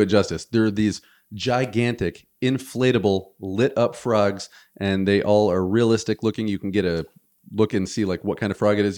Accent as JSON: {"language": "English", "region": "Michigan", "country": "United States", "said": "we're from Michigan"}